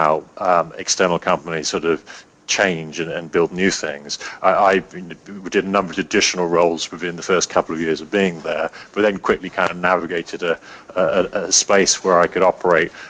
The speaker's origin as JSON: {"language": "English", "region": "England", "country": "United Kingdom", "also_born_or_lived": "New York", "said": "an English guy in New York"}